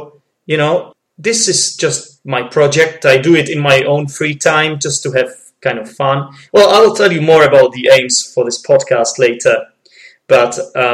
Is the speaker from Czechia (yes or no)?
yes; Czechia; English is a second language; I'm not a native speaker, okay? I'm from the Czech Republic